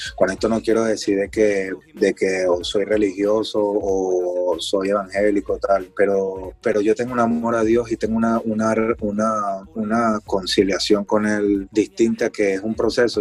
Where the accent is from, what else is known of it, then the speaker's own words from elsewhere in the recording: Venezuela; soy negro, soy venezolano, soy de barrio